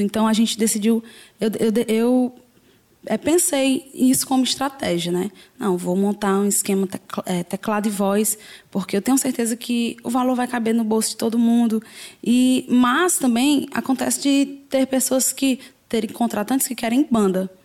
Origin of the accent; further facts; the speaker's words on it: Fortaleza, Ceará, Brazil; sou aqui mesmo de Fortaleza, sou do Parque dos Irmãos.